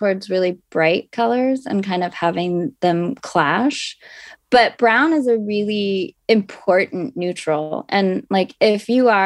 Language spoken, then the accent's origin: English; Los Angeles, California, United States; also born or lived in Tucson, Arizona; I did grow up